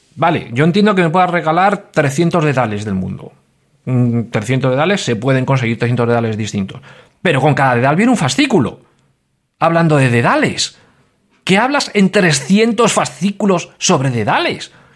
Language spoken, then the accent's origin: Spanish; Madrid, Community of Madrid, Spain; now in Valencia, Spain; yo vivo en Valencia, pero yo soy madrileño